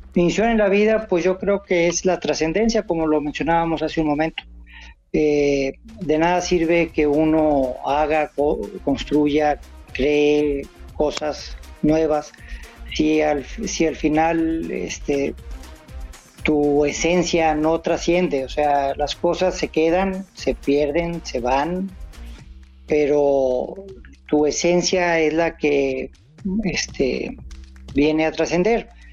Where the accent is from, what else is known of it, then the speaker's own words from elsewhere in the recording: northern Mexico, Mexico; soy norteño y acá la cerveza se toma como agua